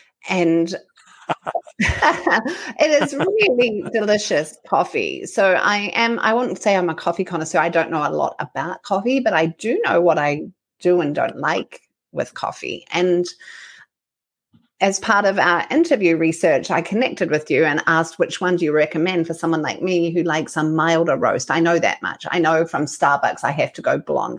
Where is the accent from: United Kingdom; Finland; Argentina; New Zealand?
New Zealand; now in United States; as a New Zealander